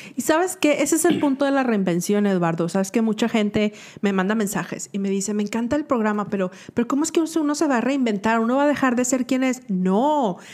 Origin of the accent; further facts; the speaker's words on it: Monterrey, Nuevo León, Mexico; moved away as an adult; now in Atlanta, United States; Soy regio y acabo de llegar